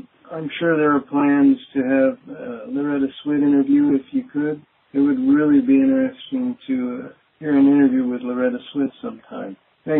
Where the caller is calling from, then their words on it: Missouri, United States; I'm calling from Missouri.